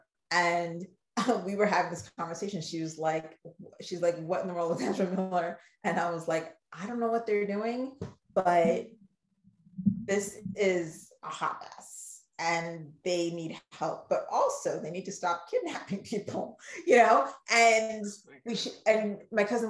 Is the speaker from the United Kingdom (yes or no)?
no; Ghana; accent: Ghanaian; I get my Ghanaian accent quick